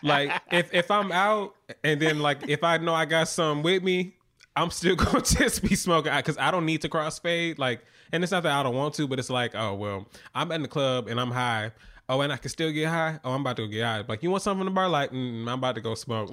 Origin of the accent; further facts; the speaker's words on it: Atlanta, Georgia, United States; now in New York, United States; I'm from Atlanta